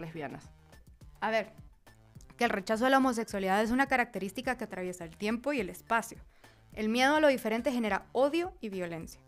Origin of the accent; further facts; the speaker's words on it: Guatemala; moved away as an adult; now in Mexico City, Mexico; periodista y estratega digital de Guatemala